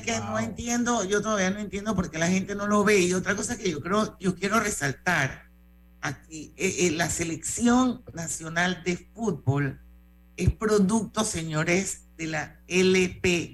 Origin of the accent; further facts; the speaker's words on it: Panama; todos somos panameños, todos los que vivimos aquí